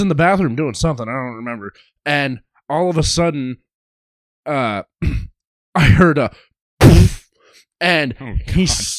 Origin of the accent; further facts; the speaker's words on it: Ireland; All three of us are Irish.